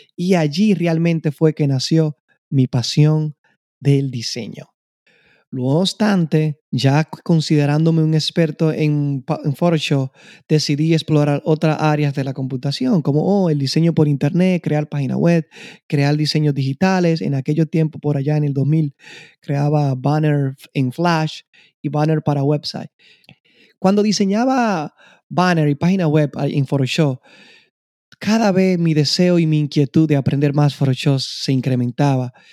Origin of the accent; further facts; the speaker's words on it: Constanza, La Vega, Dominican Republic; moved away; soy de la República Dominicana, en especial de un pequeño pueblo de agricultores, Constanza